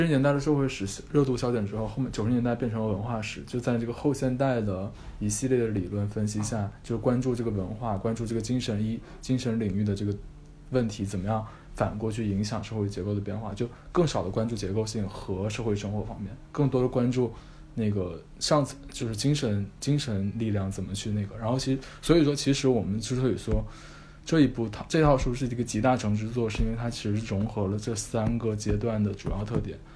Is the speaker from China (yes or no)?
yes; China; 我们中国人